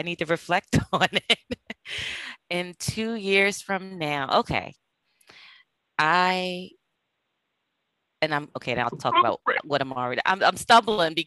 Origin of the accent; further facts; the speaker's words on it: New Castle, Delaware, United States; moved away; I'm originally from Delaware, from Newcastle, Delaware